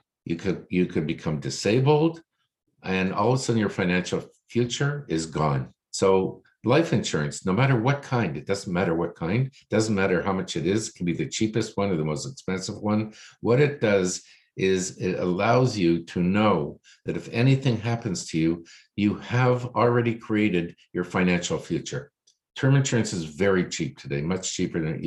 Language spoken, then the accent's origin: English; Toronto, Ontario, Canada; I was born here in Toronto, lived Toronto all my life.